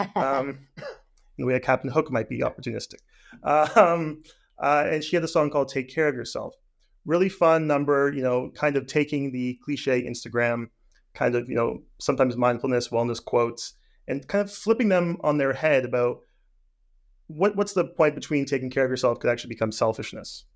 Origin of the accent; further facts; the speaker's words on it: Hamilton, Ontario, Canada; I'm from Hamilton, so theater Aquarius was my, you know, regional theater